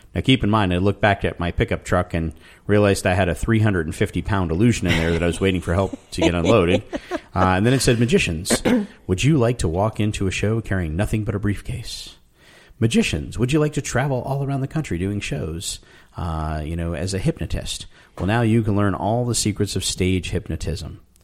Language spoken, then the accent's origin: English; Tucson, Arizona, United States; I grew up in Tucson, Arizona